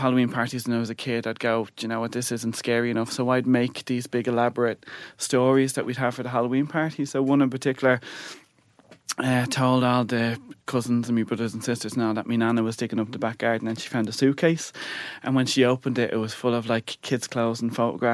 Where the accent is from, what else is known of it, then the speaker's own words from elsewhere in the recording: Dublin, Leinster, Ireland; growing up in Bonnyfairn